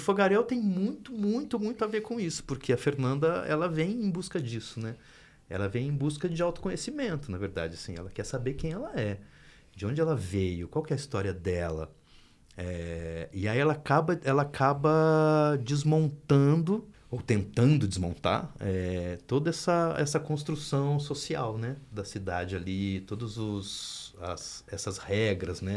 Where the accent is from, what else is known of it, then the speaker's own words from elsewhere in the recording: Minas Gerais, Brazil; Eu sou de Minas Gerais